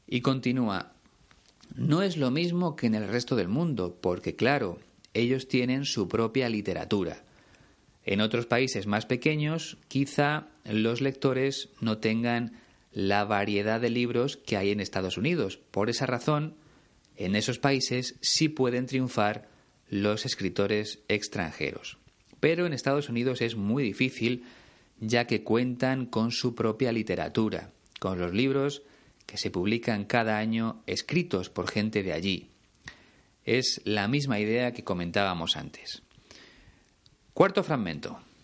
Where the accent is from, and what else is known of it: Spain